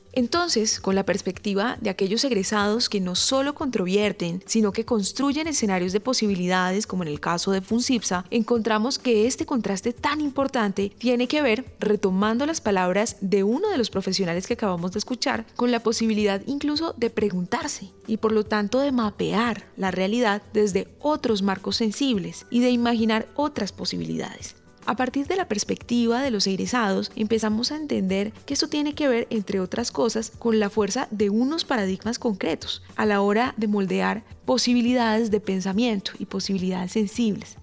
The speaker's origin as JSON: {"language": "Spanish", "region": "Valle del Cauca", "country": "Colombia", "tie": "born or raised there", "said": "en el Valle del Cauca, de donde soy oriunda porque ahí nací y crecí"}